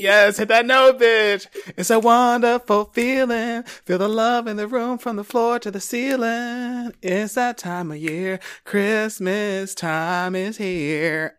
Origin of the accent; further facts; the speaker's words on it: Philadelphia, Pennsylvania, United States; now in Los Angeles, United States; growing up in Philly.